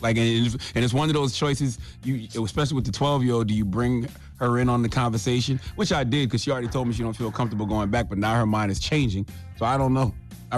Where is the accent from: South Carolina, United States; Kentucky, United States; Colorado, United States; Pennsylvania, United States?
South Carolina, United States; Moncks Corner; I've been doing an annual backpack giveaway for years now in my hometown of Mount Corner, South Carolina.